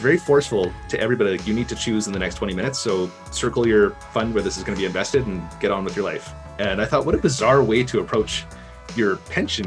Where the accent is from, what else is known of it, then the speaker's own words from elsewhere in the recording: Canada; I'm from Canada